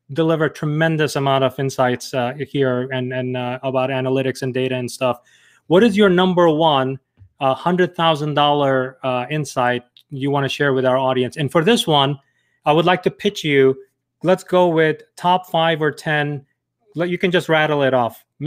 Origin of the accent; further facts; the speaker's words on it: New York, United States; I'm a New Yorker